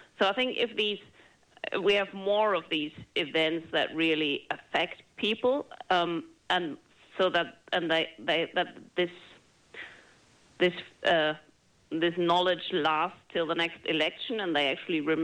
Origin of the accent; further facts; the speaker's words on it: Germany; moved away; my home country, Germany